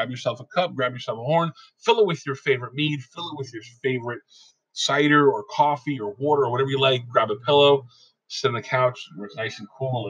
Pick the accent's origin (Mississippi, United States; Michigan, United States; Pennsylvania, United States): Pennsylvania, United States; I'm originally from Pennsylvania, and we're used to saying use guys or, you know, things of that nature instead of you all or things like that, or yins.